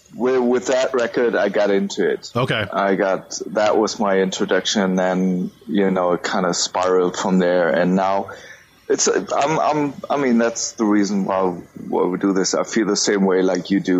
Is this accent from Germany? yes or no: yes; Germany; I'm from Germany, based in Munich